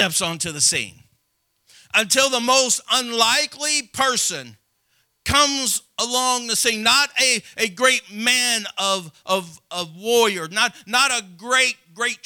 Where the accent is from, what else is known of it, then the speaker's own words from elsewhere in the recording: Madison, Illinois, United States; as the smallest boy in my school growing up in Madison, Illinois, just Madison Public School